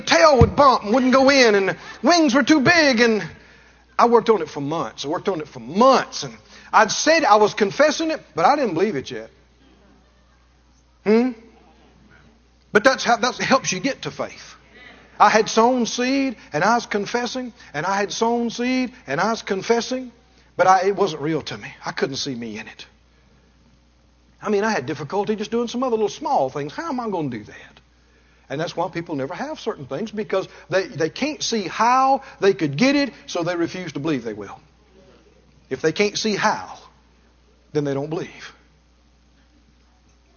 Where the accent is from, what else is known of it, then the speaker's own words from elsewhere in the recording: Mississippi, United States; I come from Mississippi. We never had a telephone all my growing up